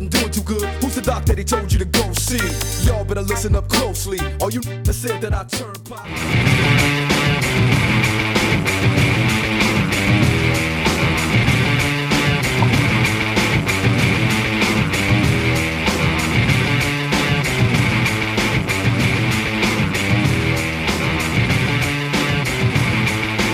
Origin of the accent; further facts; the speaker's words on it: Florida, United States; I'm from Florida